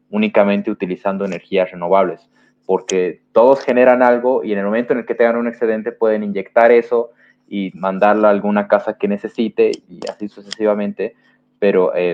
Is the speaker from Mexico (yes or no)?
no; Bolivia; como dije, en mi país hay bastante burocracia